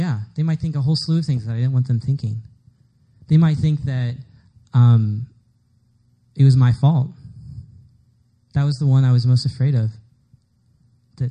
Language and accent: English; Dallas, Texas, United States; moved away; I'm from Dallas, so everybody in Dallas is pretty much Southern Baptist. So I was Southern Baptist too.